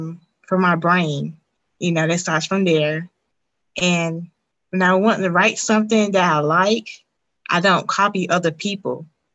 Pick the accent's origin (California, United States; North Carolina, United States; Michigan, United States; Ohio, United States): North Carolina, United States; Western; I'm from Western North Carolina